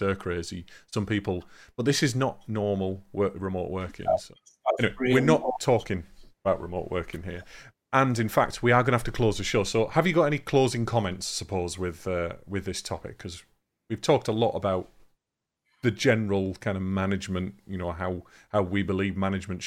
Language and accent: English; England, United Kingdom; we are still fairly selfish as English